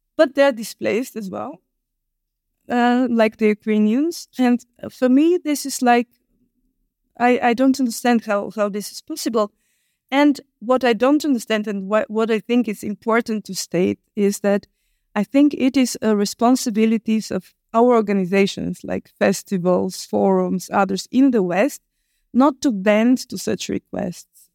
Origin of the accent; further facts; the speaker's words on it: Bulgaria; I was born in Bulgaria